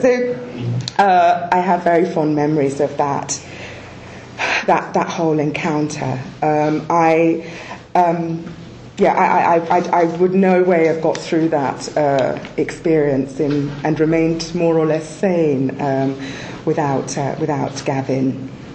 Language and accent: English; Scotland, United Kingdom; moved away; also born or lived in Nigeria; I was born in Scotland